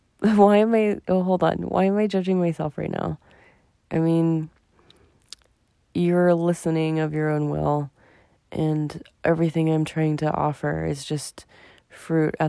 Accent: United States; me as an American

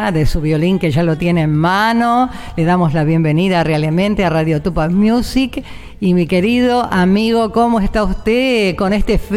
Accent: Tucumán, Argentina; moved away; Soy de Tucumán, claro, voy a aclarar que soy de Tucumán. Jardín de la República.

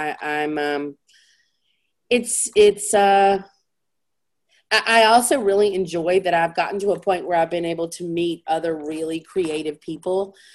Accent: the South, United States; I was raised in the South

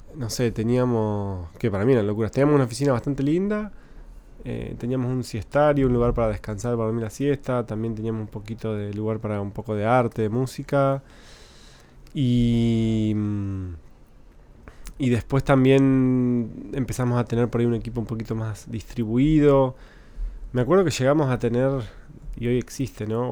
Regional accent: Concepción del Uruguay, Entre Ríos, Argentina; yo crecí en Entre Ríos, en Concepción del Uruguay

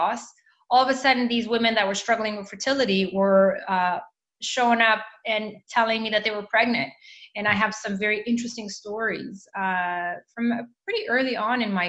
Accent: Mozambique; moved away; also born or lived in Canada; I went back to Mozambique, which is where I am from, my country of birth.

